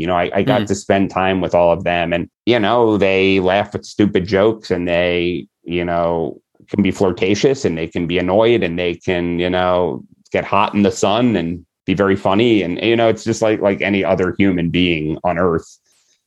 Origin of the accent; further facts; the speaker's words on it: United States; I'm an American